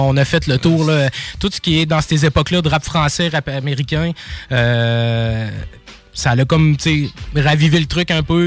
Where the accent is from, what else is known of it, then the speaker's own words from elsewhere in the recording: Quebec City, Quebec, Canada; also born or lived in Sainte-Brigitte-de-Laval; je suis originaire, ben oui, de Québec. Euh, principalement, ben là, j'étais à Sainte-Brigitte-de-Laval